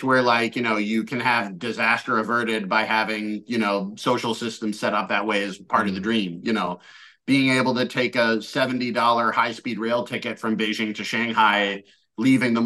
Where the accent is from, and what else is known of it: United States; moved away as an adult; also born or lived in China